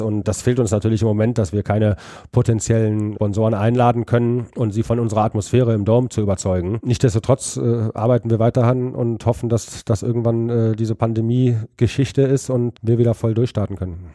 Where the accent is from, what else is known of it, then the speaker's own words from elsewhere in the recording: Düsseldorf, North Rhine-Westphalia, Germany; ich bin quasi an der Bremenstraße groß geworden